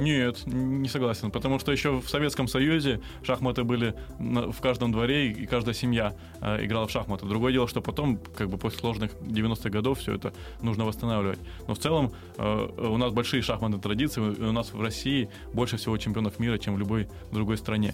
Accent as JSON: {"language": "Russian", "region": "Crimea", "country": "Ukraine", "also_born_or_lived": "Kramatorsk, Donetsk Oblast", "moved": "yes", "said": "я сам, я сам крымчанин"}